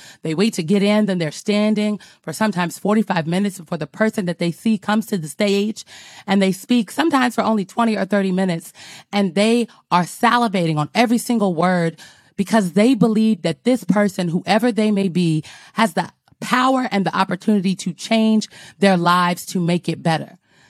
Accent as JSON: {"language": "English", "town": "Omaha", "region": "Nebraska", "country": "United States", "said": "I'm from North Omaha, Nebraska, District 2. Shout out to District 2."}